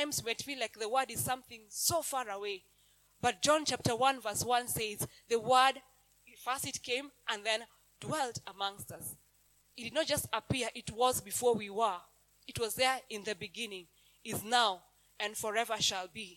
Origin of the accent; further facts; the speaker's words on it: Kenya; English is a second language; I have lived in Kenya all my life